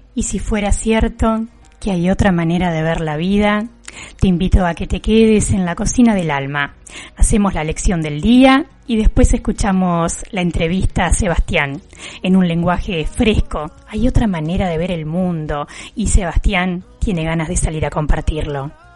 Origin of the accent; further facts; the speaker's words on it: Juan N. Fernández, Buenos Aires Province, Argentina; mi pueblo